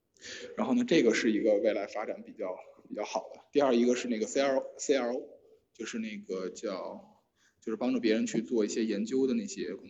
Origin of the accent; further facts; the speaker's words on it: Beijing, China; 我就北京人，北京人。